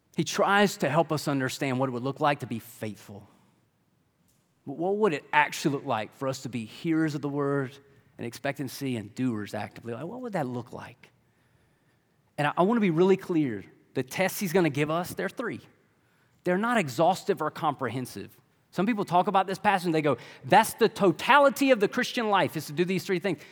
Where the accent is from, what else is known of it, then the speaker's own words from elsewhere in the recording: Lexington, Kentucky, United States; I'm from Lexington, like most of y'all